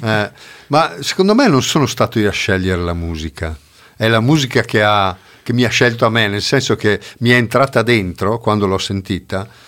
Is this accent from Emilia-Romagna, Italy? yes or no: no; Tesero, Trentino-Alto Adige, Italy; della banda musicale di Tesero, del mio paese